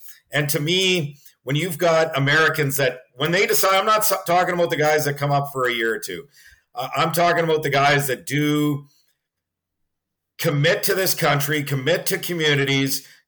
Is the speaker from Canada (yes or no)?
yes; Edmonton, Alberta, Canada; I grew up in Edmonton